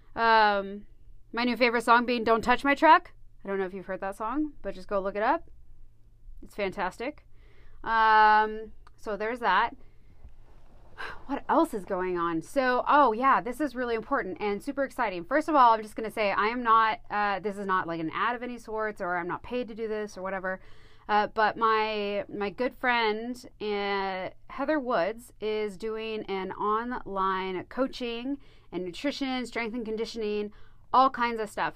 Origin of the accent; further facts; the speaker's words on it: United States; I grew up here in Coos County, so, you know, out in the middle of nowhere, really